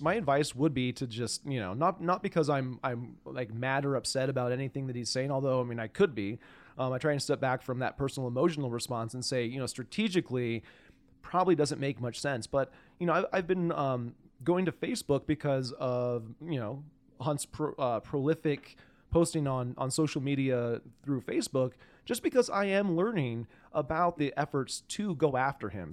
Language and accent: English; Spokane, Washington, United States; now in Missoula, United States; I'm gonna go back to my hometown. Spokane is where I was born.